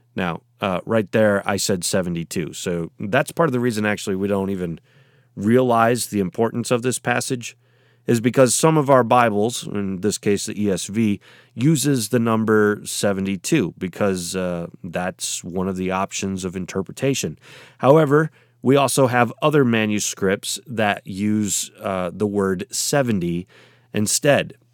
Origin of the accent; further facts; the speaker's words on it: United States; I'm in, uh, America and therefore, uh, in the United States